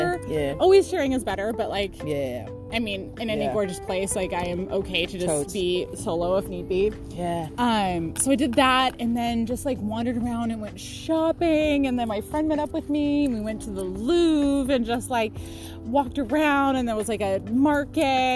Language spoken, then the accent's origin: English; United States; I'm American